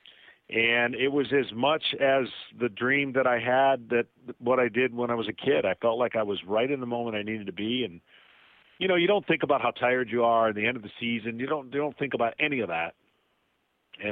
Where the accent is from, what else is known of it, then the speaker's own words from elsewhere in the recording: Lansing, Michigan, United States; moved away; I grew up in Lansing, Michigan, drafted by the Tigers, thought that my hometown team would be where I'm going to be